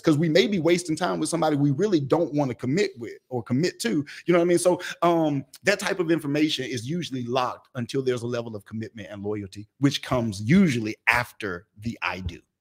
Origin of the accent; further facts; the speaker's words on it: Atlanta, Georgia, United States; I was born and raised in Atlanta, in Atlanta